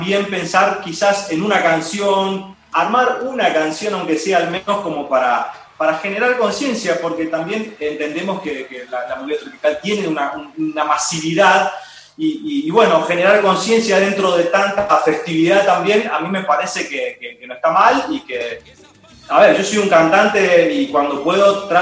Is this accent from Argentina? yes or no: yes; San Tomé, Corrientes, Argentina; now in Buenos Aires, Argentina; yo soy de San Tomé Corrientes, sobre la costa del ah, río Uruguay. Vivo en Buenos Aires ya hace 16